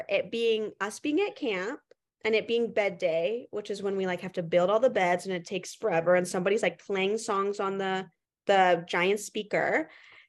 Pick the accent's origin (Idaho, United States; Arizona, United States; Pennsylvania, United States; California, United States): Arizona, United States; Tucson; I am from Tucson. Everyone back up.